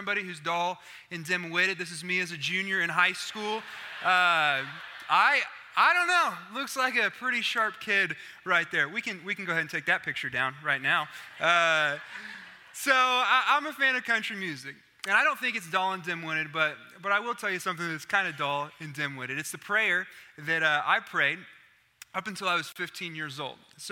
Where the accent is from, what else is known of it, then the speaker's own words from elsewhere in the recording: Oklahoma, United States; I'm from Oklahoma.